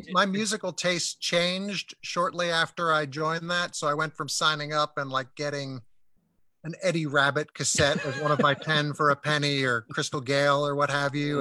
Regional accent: Princeton, New Jersey, United States; growing up near the Princeton Record Exchange

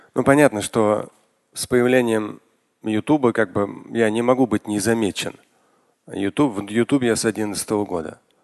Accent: Moscow, Russia; я родился в Москве, это были тоже опасные восьмидесятые, когда я учился в школе

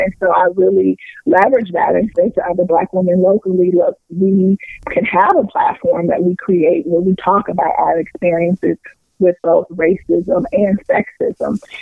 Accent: Anderson, Indiana, United States; moved away as an adult; now in Detroit, United States; I grew up in Anderson, Indiana

